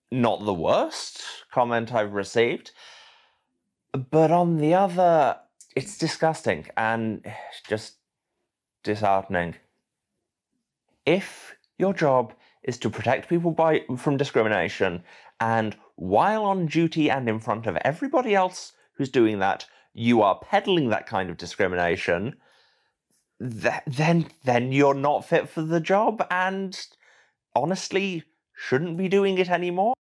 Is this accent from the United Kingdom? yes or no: yes; United Kingdom; which are close to my heart as a British Pakistani woman in public life.